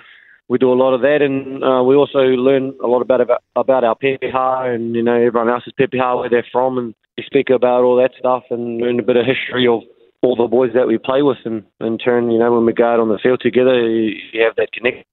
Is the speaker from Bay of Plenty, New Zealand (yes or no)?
yes; Rotorua, Bay of Plenty, New Zealand; moved away as an adult; now in Australia; I grew up in Rotorua here. I moved over to Australia when I was 18 and haven't been back since.